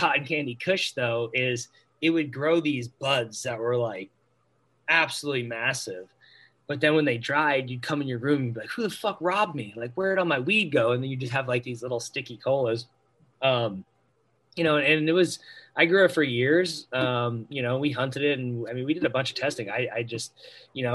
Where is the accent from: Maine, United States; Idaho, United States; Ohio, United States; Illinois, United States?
Maine, United States; my home state